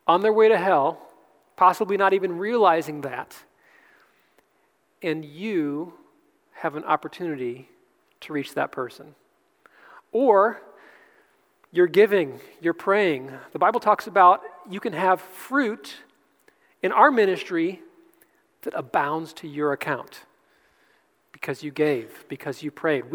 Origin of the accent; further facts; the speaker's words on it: Cleveland, Ohio, United States; also born or lived in Pensacola, Florida; now in North Carolina, United States; I'm from Cleveland